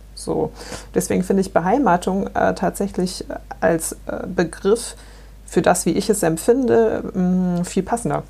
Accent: Würselen, North Rhine-Westphalia, Germany; Würselen bei Aachen bzw. Aachen ist für mich halt Heimat

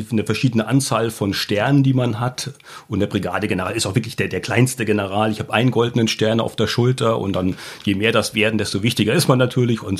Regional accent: Bavaria, Germany; now in North Frisia, Germany; in Bayern geboren, bin da eigentlich von, von der Herkunft Bayer, Franke, um genau zu sein.

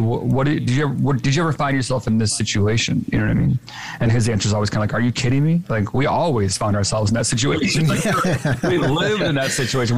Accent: Chicago, Illinois, United States; we're both from Chicago

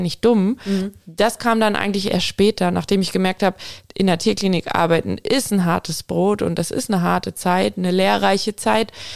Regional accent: Aalen, Baden-Württemberg, Germany; also born or lived in Munich; Aalen ist meine Heimatstadt

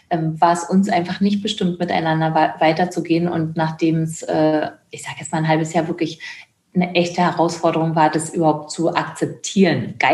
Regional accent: Caucasus, Russia; now in Germany; also Russland und äh, Kaukasien, da wo ich herkomme, ist wirklich sehr verschieden von Deutschland.

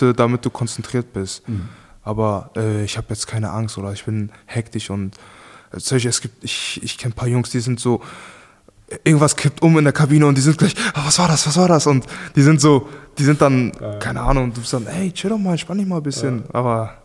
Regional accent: Hamburg, Germany; in der Gegend, wo ich aufgewachsen bin in Hamburg

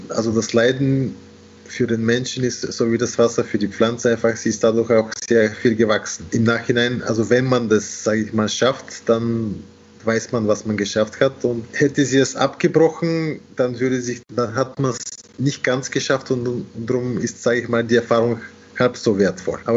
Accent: Austria; und natürlich als Österreicher ist man äh, an etwas gewöhnt.

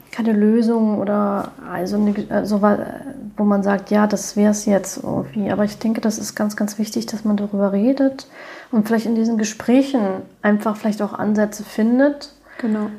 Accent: Germany; bei uns in Deutschland

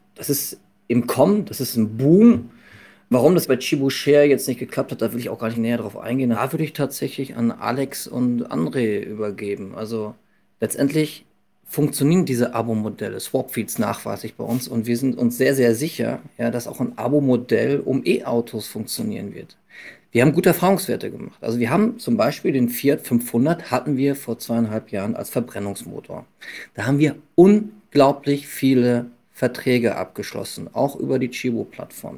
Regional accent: Münster, North Rhine-Westphalia, Germany; moved away as an adult; now in Hamburg, Germany; ich bin Münsteraner, bin jahrelang Hollandrad gefahren, in dem Moment, wo ich nach Hamburg gekommen bin

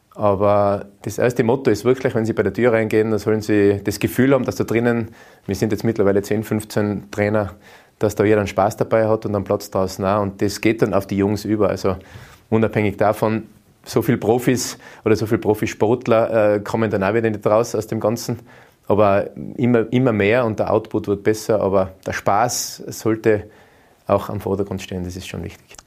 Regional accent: Austria; bei uns in Österreich

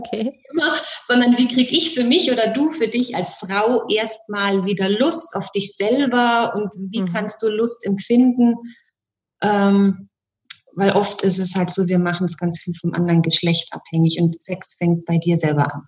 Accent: Bavaria, Germany; bei uns in Bayern

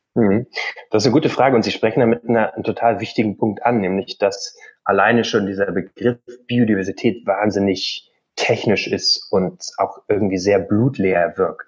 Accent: Brandenburg, Germany; Also ich komme aus Brandenburg, ähm, bin da groß geworden, meine Eltern leben da immer noch

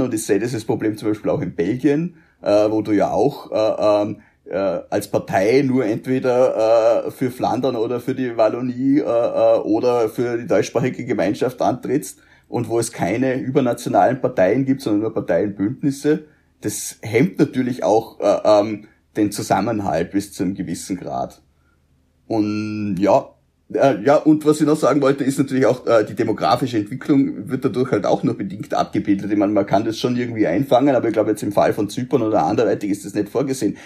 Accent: Feldkirch, Vorarlberg, Austria; zumindestens was Feldkirch betrifft, wo ich herkomme, weil in Bregenz bin ich dann wieder Feldkircher

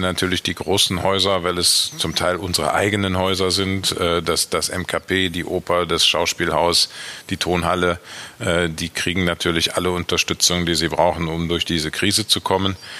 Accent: Aachen, North Rhine-Westphalia, Germany; now in Düsseldorf, Germany; ich bin ja gebürtig aus Aachen, also von daher weder Köln noch Düsseldorf, aber ich würde Düsseldorf immer als meine Heimat bezeichnen

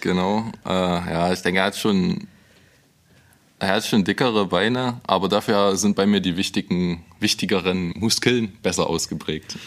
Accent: Freiberg, Saxony, Germany; moved away; Ja, absolut. Dort wohnen auch noch einige Freunde von mir. Ich bin sehr gerne dort, meine Eltern wohnen dort.

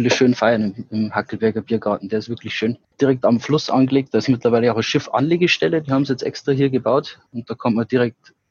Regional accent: Passau, Bavaria, Germany; also born or lived in Gräfelfing; Gräfelfing, und meine Eltern sind aber ursprünglich aus Passau. Deswegen sind wir dann auch Mitte der 90er wieder zurück nach Passau gezogen.

